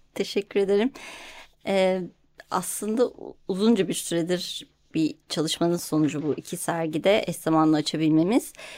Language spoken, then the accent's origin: Turkish; Ankara, Turkey; Ben hani Ankara'da büyüdüm.